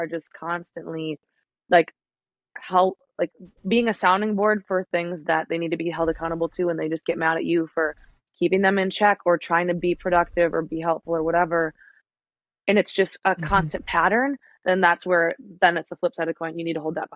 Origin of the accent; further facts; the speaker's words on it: Minnesota, United States; moved away; I'm from Minnesota. My parents live there.